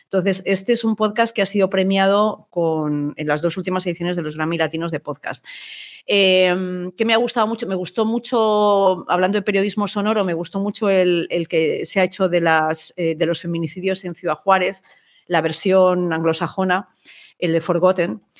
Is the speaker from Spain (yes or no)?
yes; Spain; yo soy periodista española